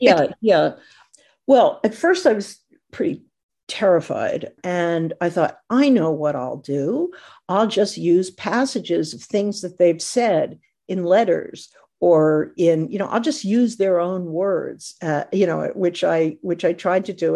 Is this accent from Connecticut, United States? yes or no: yes; Connecticut, United States; also born or lived in New York; now in Los Angeles, United States; I wrote about where I grew up in Connecticut, for a long time while I was living in New York